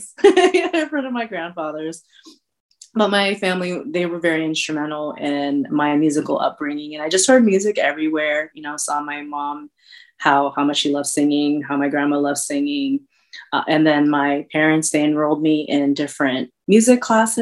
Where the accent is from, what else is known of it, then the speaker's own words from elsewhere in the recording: Bay Area, California, United States; also born or lived in Luzon, Philippines / San Jose; I was born in Kansas City on the island of Luzon in the Philippines. I moved to San Jose back in the early 80s. And so I've been here for a really long time, really, really long time. I grew up in the Bay Area